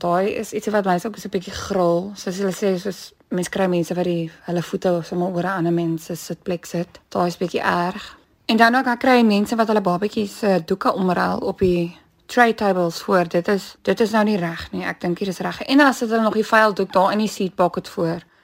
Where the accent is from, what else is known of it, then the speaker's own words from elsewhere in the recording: Bellville, Western Cape, South Africa; Ek het hier grootgeword in Bellville gebore